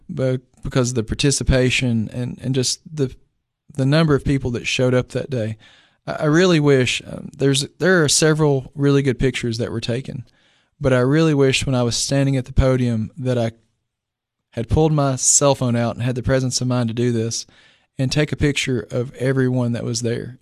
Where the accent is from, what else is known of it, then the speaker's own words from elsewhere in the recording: Clay County, Tennessee, United States; I'm actually from Clay County